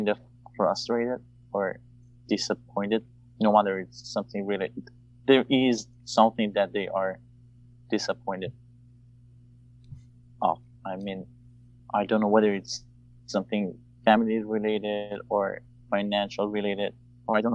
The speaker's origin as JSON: {"language": "English", "country": "Iran", "tie": "born or raised there", "also_born_or_lived": "Dubai / Turkey / Cyprus", "moved": "yes", "lives_now": "Canada", "said": "I was born in Iran, and then I immigrated to Dubai, Turkey, and Cyprus as well. And now I'm here in Canada."}